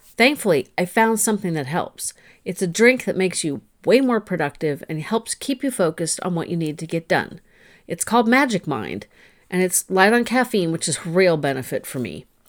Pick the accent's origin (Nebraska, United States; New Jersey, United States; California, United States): California, United States; I'm a Californian